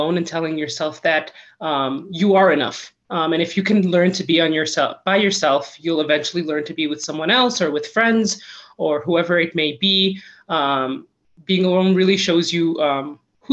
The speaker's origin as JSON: {"language": "English", "region": "Michigan", "country": "United States", "tie": "born or raised there", "moved": "as an adult", "lives_now": "Colorado, United States"}